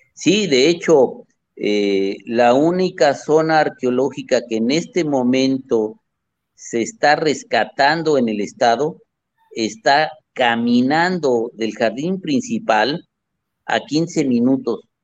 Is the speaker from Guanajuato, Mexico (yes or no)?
yes; Comonfort, Guanajuato, Mexico; mi pueblo. en Chabacuero